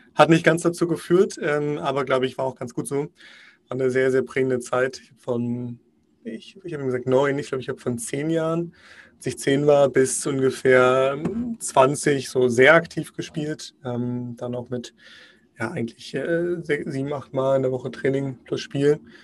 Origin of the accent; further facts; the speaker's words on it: Magdeburg, Saxony-Anhalt, Germany; ich komme gebürtig aus Magdeburg.